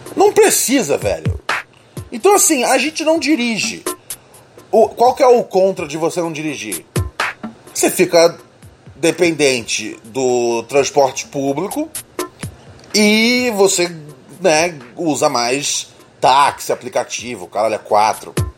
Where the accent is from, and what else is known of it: Rio de Janeiro, Brazil; born or raised there